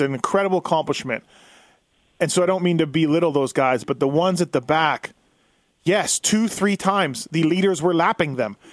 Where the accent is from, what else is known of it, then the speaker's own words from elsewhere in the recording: Manitoba, Canada; I'm from Manitoba and raced in District 23 a lot when I was growing up